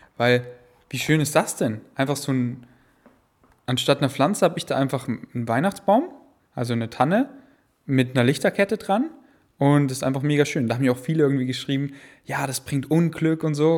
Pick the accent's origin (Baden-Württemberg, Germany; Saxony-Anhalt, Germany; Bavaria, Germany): Bavaria, Germany; Munich; now in Berlin, Germany; in München, in unserem Haus, wo ich groß geworden bin